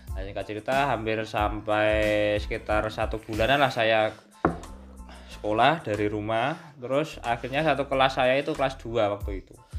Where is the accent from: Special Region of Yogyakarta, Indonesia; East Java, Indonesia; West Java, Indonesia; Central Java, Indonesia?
Central Java, Indonesia; Bandungan; Saya asli saya dari Desa Cetak, ikut Kelurahan Duren Bandungan